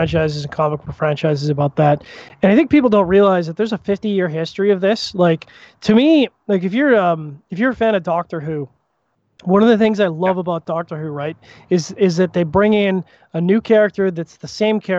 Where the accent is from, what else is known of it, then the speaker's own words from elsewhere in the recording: Canada; as a Canadian